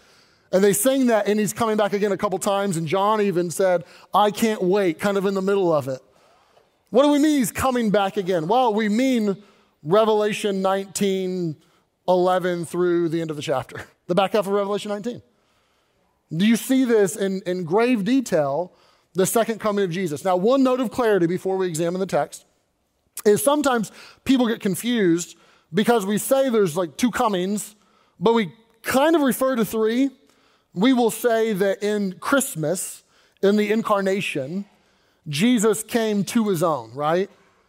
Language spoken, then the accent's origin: English; Louisville, Kentucky, United States; But I grew up in Kentucky, Louisville, and Louisville is known for three things.